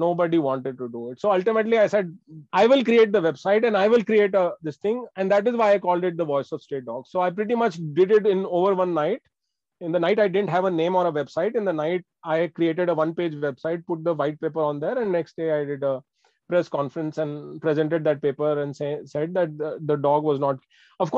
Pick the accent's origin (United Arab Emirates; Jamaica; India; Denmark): India; Bangalore, Karnataka; I'm from Bangalore